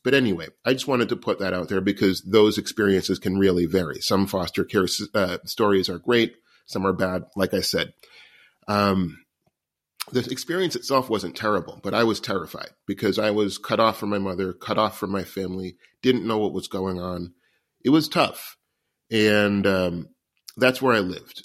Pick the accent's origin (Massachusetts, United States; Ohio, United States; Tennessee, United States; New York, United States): New York, United States; New York City; I was born homeless in New York City in nineteen seventy-seven